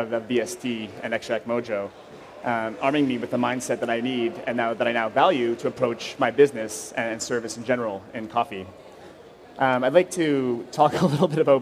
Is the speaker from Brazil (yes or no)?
no; Vancouver, British Columbia, Canada; now in Montreal, Canada; I grew up in Vancouver